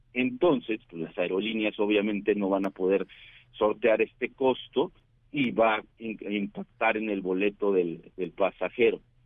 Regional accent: Mexico

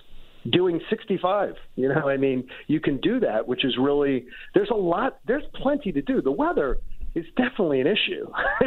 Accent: Atlanta, Georgia, United States; moved away; And I'm so used to you guys mm-hmm. being so nasty to my hometown.

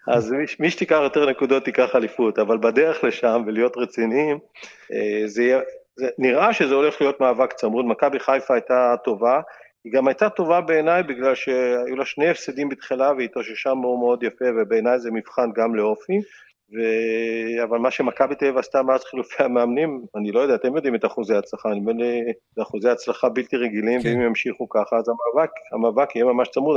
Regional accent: Israel; אני ישראלי חוצפן

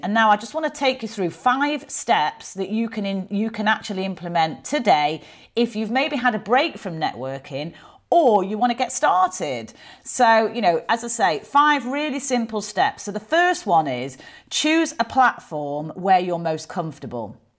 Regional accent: Manchester, North West England, United Kingdom; accent: Mancunian; I am from Manchester. I am very proud of where I grew up.

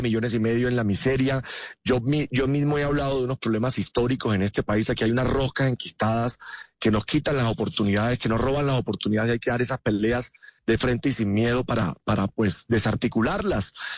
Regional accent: Córdoba, Colombia; yo vengo de Córdoba

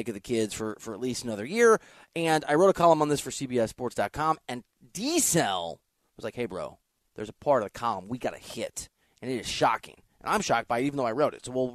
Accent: Iowa, United States; I'm from Iowa

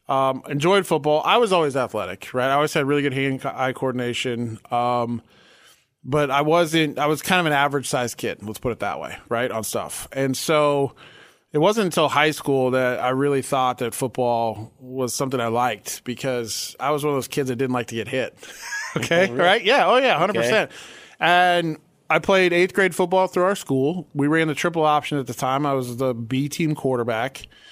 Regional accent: Sioux Center, Iowa, United States; also born or lived in Spokane, Washington / Colorado; I was born in Sioux Center. Spent a little time in Spokane, Washington as a kid, and then back in Iowa, and then moved to Colorado

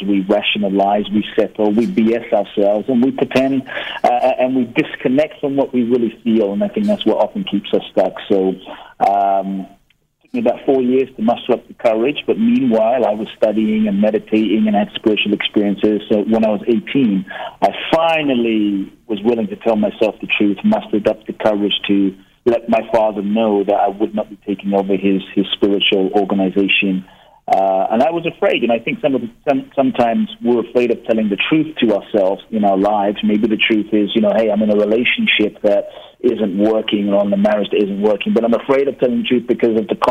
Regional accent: London, United Kingdom; also born or lived in Ghana; I was born in Ghana, West Africa. My father's from Ghana. My mother's from Japan. I grew up in London, and my first memories, you know, I grew up in London from around age 3

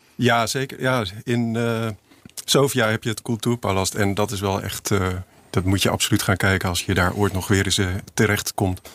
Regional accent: Utrecht, Netherlands; ik ben geboren in Utrecht

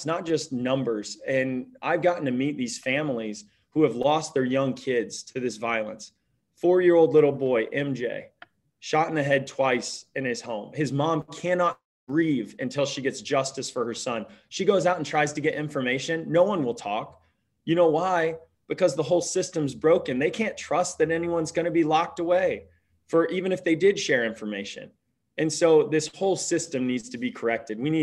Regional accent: Petersburg, Illinois, United States; moved away as an adult; I came back right after Stanford Business School to live in my hometown of Petersburg, Illinois, 6 years ago.

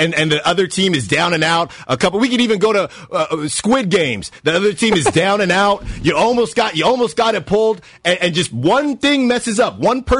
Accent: Norfolk, Virginia, United States; moved away; I was born in Norfolk.

